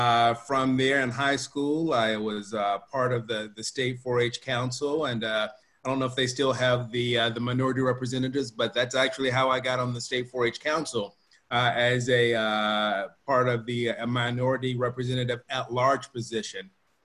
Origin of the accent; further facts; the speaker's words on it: West Tennessee, United States; I grew up in West Tennessee